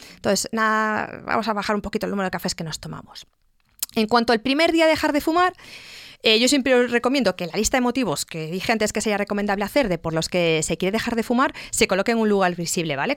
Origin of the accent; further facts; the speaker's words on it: Galicia, Spain; como buena gallega